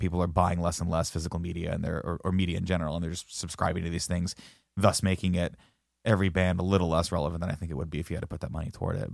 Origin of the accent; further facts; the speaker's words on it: Riverside, California, United States; when I was growing up in Riverside